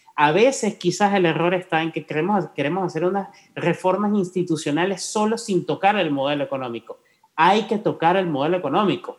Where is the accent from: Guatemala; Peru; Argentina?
Guatemala; como guatemalteco